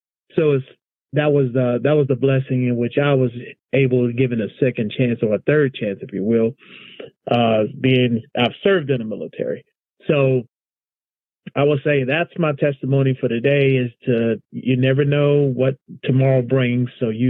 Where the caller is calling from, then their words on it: Alexandria, Virginia, United States; Tonight calling from Alexandria, Virginia.